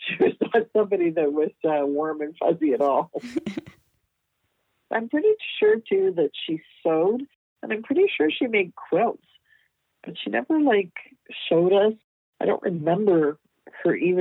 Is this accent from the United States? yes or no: no; Toronto, Ontario, Canada; moved away as an adult; also born or lived in Vancouver, British Columbia; I was born and raised in Toronto, Ontario.